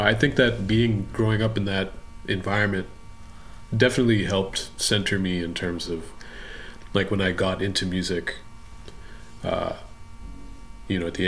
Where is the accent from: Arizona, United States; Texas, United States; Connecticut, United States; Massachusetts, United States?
Connecticut, United States; Litchfield County; I was born and raised in Litchfield County, Connecticut